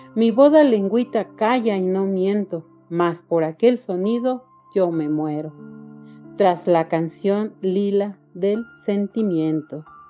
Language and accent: Spanish; Querétaro, Mexico; soy mexicana del estado de Querétaro